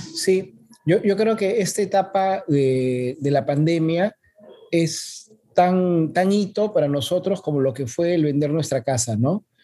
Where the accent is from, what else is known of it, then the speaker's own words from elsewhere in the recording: Lima, Peru; nosotros no somos el Callao, nosotros somos de Lima